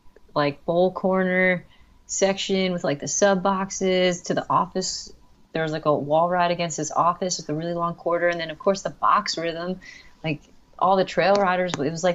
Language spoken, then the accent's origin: English; New York, United States; I came from New York and it's like really urban, and even suburbia out there is just there's more people